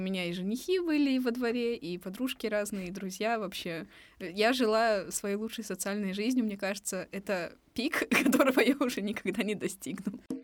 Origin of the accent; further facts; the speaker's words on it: Bishkek, Kyrgyzstan; moved away; я родилась и выросла в Бишкеке